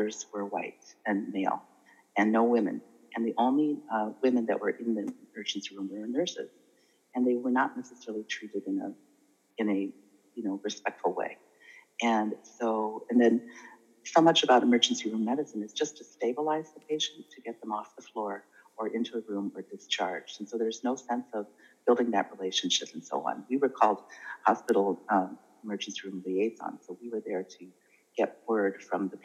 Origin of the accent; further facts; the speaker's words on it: Holland, Michigan, United States; also born or lived in Champaign-Urbana, Illinois / Macon, Georgia; I'm from Michigan